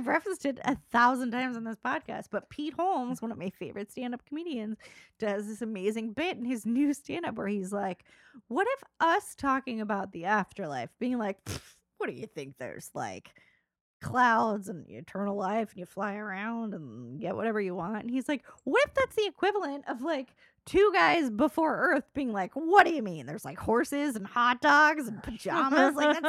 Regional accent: Ireland; From Ireland.

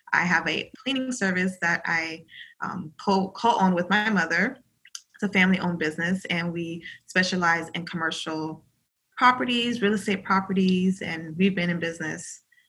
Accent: South Florida, United States; I am from South Florida. I am of Caribbean descent.

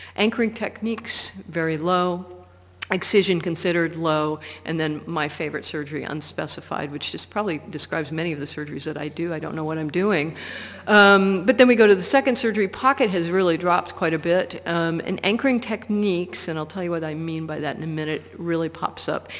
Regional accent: Portland, Oregon, United States; my hometown of Portland, Oregon

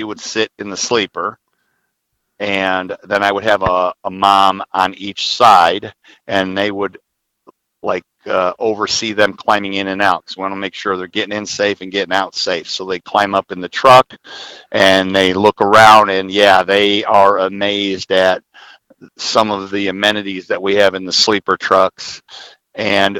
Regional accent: Southern Illinois, United States; My current three classes are all in Southern Illinois in my hometown

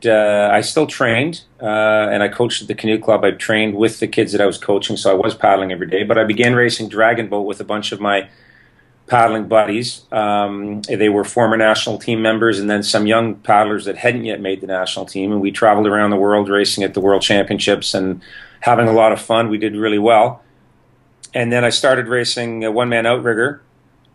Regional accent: Toronto area, Ontario, Canada; I'm Canadian in the Toronto area, and I started canoeing when I was 11 years old at the local canoe club

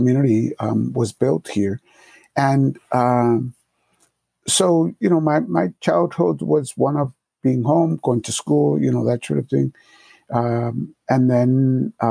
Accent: Springfield, Massachusetts, United States; English is a second language; also born or lived in Puerto Rico; I was born in Puerto Rico, but I grew up here in Massachusetts, and I came here when I was about to be 5 years old. It was 1968, and the context for 1968 inner city, Springfield, Massachusetts

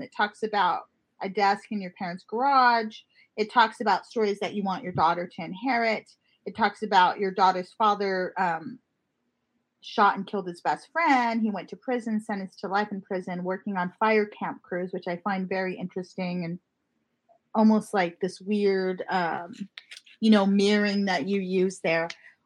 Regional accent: Montana, United States; now in San Bernardino, United States; I was born in Montana.

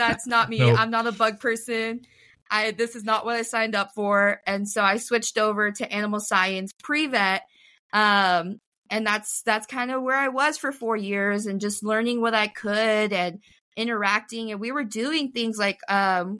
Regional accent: Rio Grande Valley, Texas, United States; I'm from the Rio Grande Valley

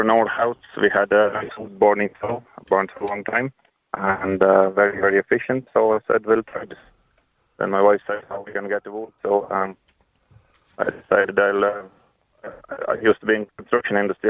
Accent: Latvia; English is a second language; now in Ireland; originally I'm coming from a cold country, so we always used to burn wood

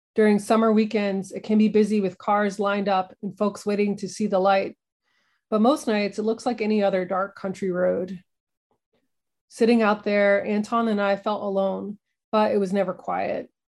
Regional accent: the Ozarks, United States; moved away as an adult; Growing up in the Ozarks

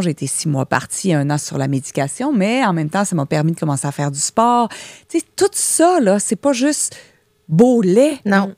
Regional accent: Joliette, Quebec, Canada; also born or lived in Jonquière; Je viens de Joliette

